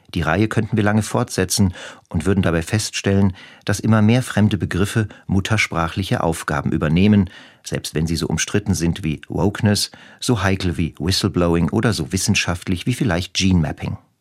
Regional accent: western Germany, Germany; während meiner Kindheit im Westen Deutschlands

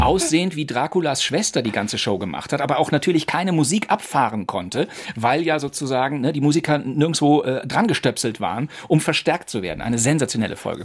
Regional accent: Rhineland, Germany; also born or lived in Cologne / Berlin; das Rheinland ist und bleibt meine Heimat.

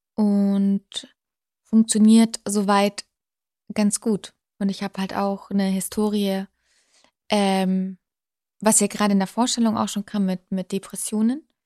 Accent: Unterschleißheim, Bavaria, Germany; moved away as an adult; also born or lived in Dortmund; now in Munich, Germany; Ja, ich bin gebürtige Bayerin. Ich bin in München unter Schleißheim aufgewachsen

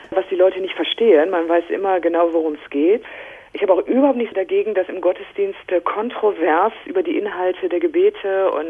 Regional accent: Düsseldorf, North Rhine-Westphalia, Germany; Ich bin in Düsseldorf aufgewachsen, war einmal in der Woche im Religionsunterricht

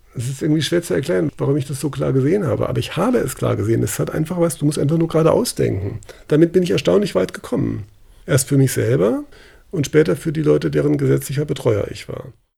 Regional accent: Freiburg, Baden-Württemberg, Germany; ich bin in Landwasser groß geworden. Landwasser ist eine Hochhaussiedlung außerhalb von Freiburg

